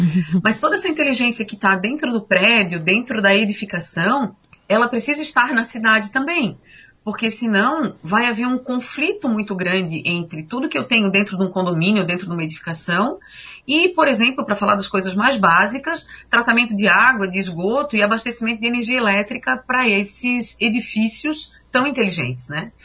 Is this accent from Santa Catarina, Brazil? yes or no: yes; São José, Santa Catarina, Brazil; eu sou natural de São José, na Grande Florianópolis